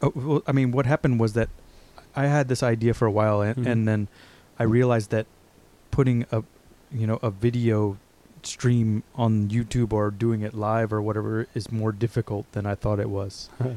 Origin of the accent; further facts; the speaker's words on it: Texas, United States; I'm from Texas, so I can talk to him a little bit about